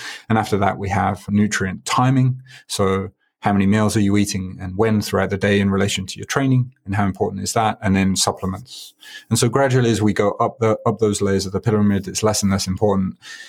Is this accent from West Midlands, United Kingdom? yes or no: yes; Birmingham, West Midlands, United Kingdom; now in Tokyo, Japan; I do consider Japan home. I've been here 16 years. I'm originally from Birmingham. I was there last week.